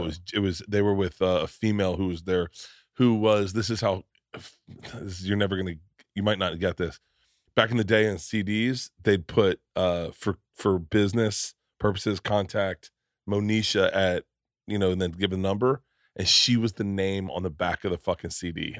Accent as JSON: {"language": "English", "town": "Tampa", "region": "Florida", "country": "United States", "tie": "born or raised there", "said": "I grew up in Florida"}